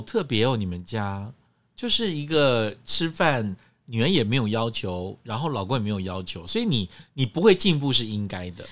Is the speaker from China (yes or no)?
yes; Guangdong, China; 那是我们广东人的蒸法